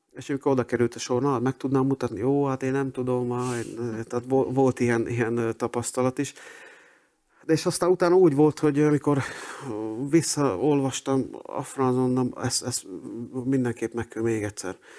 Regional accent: Dunajská Streda, Trnava Region, Slovakia; moved away as an adult; also born or lived in Budapest; Dunaszerdehen születtem, ott is nőttem föl

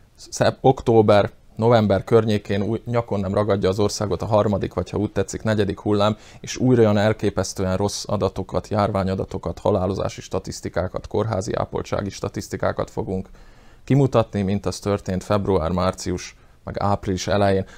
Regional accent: Slovakia; felvidéki magyarok vagyunk, és nem szlovákiai

